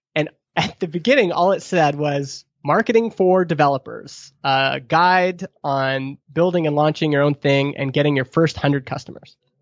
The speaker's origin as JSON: {"language": "English", "region": "Alberta", "country": "Canada", "tie": "born or raised there", "also_born_or_lived": "Stony Plain, Alberta", "moved": "as an adult", "lives_now": "Vernon, Canada", "said": "as a Alberta kid"}